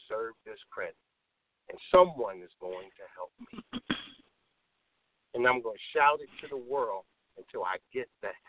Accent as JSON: {"language": "English", "town": "Chicago", "region": "Illinois", "country": "United States", "tie": "born or raised there", "said": "I'm born and raised in Chicago."}